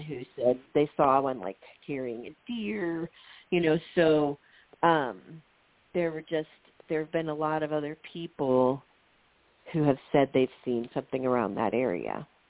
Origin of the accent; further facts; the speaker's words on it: Ohio, United States; I'm this teacher from Ohio